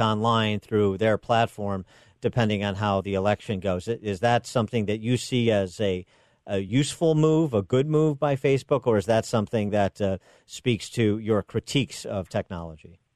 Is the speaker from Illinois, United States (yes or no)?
yes; Illinois, United States; my home state that I know well